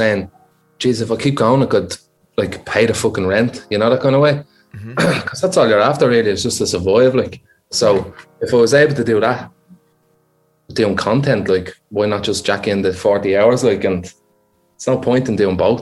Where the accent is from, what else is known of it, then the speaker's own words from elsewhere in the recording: Dublin, Leinster, Ireland; I'm from a place called Finglas